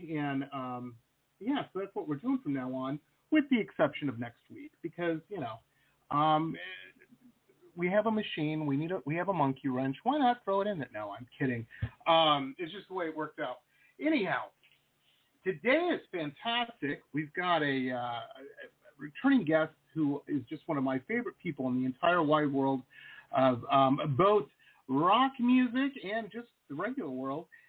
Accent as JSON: {"language": "English", "town": "Detroit", "region": "Michigan", "country": "United States", "tie": "born or raised there", "said": "When I was a kid, I grew up in Detroit"}